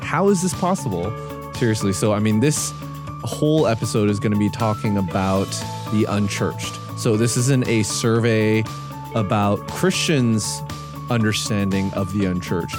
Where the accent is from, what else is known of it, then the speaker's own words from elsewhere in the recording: Canada; I'm, I'm Canadian